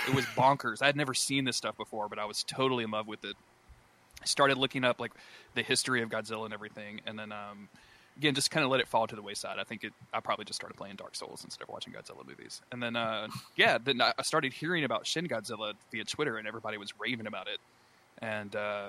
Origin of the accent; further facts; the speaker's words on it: the South, United States; I grew up in the South and we didn't have like cable or anything